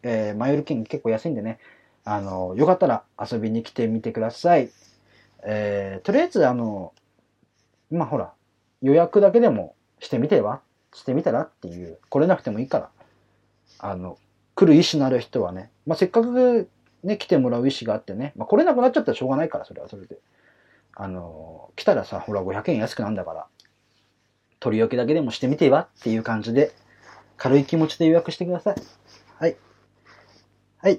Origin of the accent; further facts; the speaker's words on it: Kanagawa, Japan; 私神奈川出身なんでね